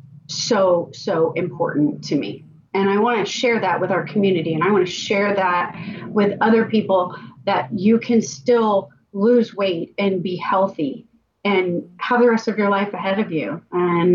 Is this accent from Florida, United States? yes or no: yes; Tampa, Florida, United States; I'm born and raised in Tampa, went to a local high school.